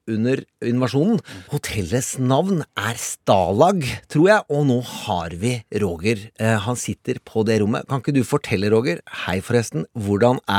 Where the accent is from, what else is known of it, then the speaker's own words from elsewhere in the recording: Norway; jeg er 48 år. Eh, jeg har vokst opp i Norge med NRK, etter hvert TV 2